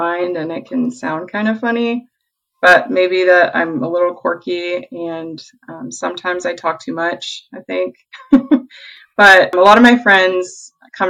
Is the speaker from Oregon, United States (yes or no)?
yes; Salem, Oregon, United States; also born or lived in San Diego, California; I currently reside in Salem, Oregon, which is actually where I grew up. I'm originally from San Diego, but we moved up here when I was six.